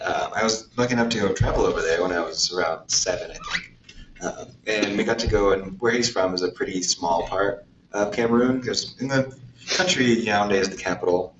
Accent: Corvallis, Oregon, United States; I grew up in Corvallis

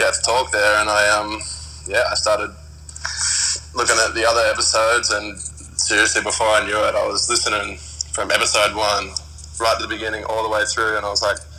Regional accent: Australia; I'm from Australia. I'm from a really small town in Australia where there is zero other creators

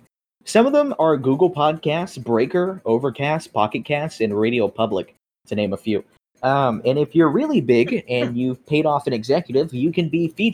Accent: Opelousas, Louisiana, United States; born there; now in San Antonio, United States; Yeah, I was born in Opelousas, Louisiana. Don't ask me to spell it. It's been 18 years, and I still don't fucking know.

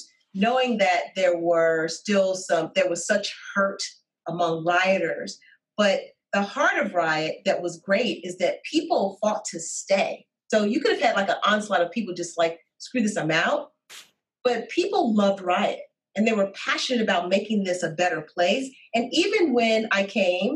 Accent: Chicago, Illinois, United States; I'm from Chicago

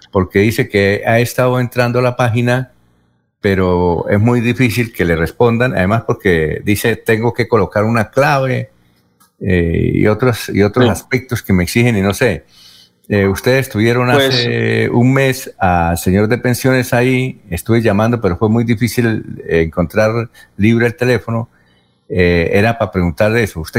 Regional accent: Venezuela; soy una ciudadana venezolana y con mi esposo tuvimos con urgencia en Venezuela

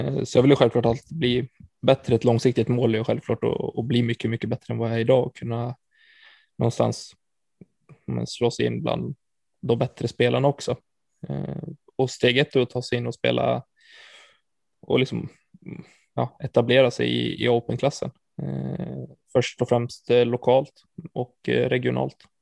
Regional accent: Falun, Dalarna County, Sweden; moved away; Jag är från Falun i, i grund och botten i Dalarna

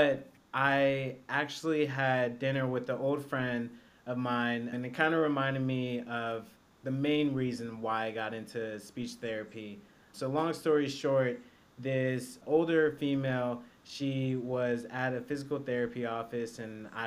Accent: Atlanta, Georgia, United States; I am from Atlanta, Georgia

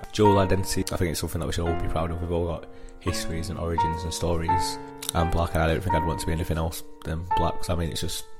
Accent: United Kingdom; being British, growing up using things like Beyblades, watching Raven on TV and stuff like that, but then at the same time still having that strong like Black Caribbean culture

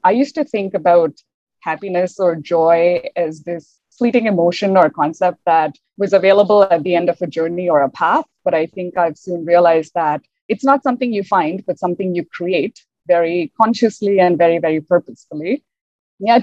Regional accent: India; moved away as an adult; now in Canada; As a single woman from India who moved to Canada maybe about 6 years ago, I look around and there aren't too many of us, especially because growing up in India

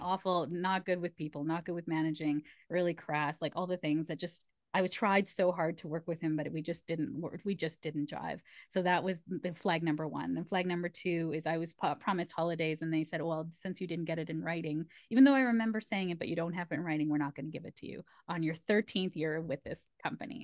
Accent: Canada; I'm first generation Canadian, so my parents are immigrants, my mom's from Malaysia, and my dad's from India

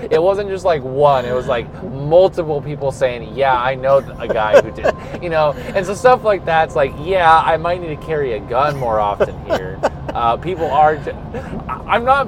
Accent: California, United States; now in Iowa, United States; I grew up in California

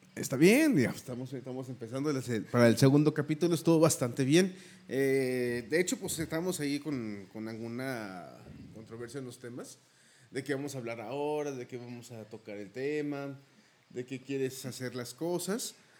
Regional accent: Mexico; Somos más mexicanos

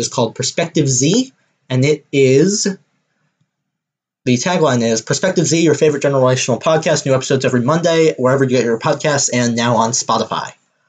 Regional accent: Deep South, United States; I am not from Canada, y'all. I am from the deep south of the United States of America.

